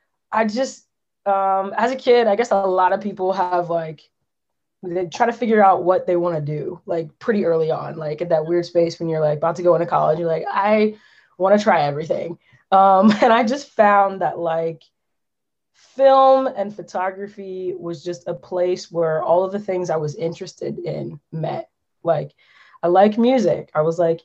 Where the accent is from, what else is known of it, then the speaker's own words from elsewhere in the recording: Lansdowne, Pennsylvania, United States; I grew up right outside of Philly in the Lansdowne area, Delco.